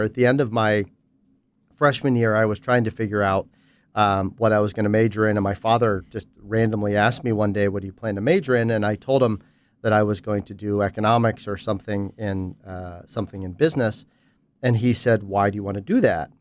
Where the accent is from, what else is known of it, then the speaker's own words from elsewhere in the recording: Pittsburgh, Pennsylvania, United States; in consulting with a small boutique firm in Pittsburgh, um, which is my hometown